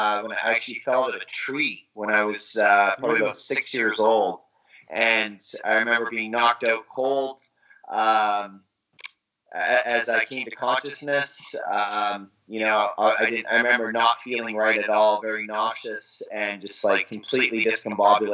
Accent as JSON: {"language": "English", "town": "Vancouver", "region": "British Columbia", "country": "Canada", "said": "I'm from Vancouver, British Columbia. That's where my dream started"}